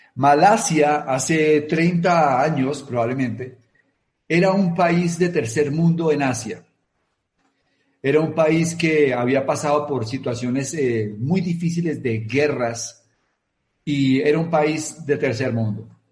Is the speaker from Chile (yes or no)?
no; Colombia